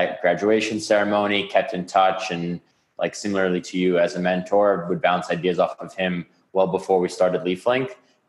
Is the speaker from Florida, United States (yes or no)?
no; New York City, New York, United States; Grew up in an apartment on the 23rd floor. The only outside space was like the terraces. I didn't actually know anyone that didn't grow up in the city until college.